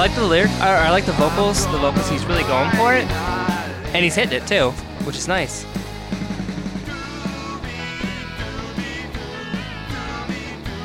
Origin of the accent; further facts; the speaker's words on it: Indiana, United States; I'm from Indiana.